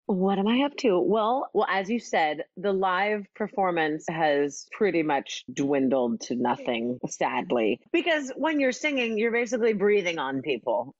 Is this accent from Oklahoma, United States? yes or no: yes; Oklahoma, United States; I'm from Oklahoma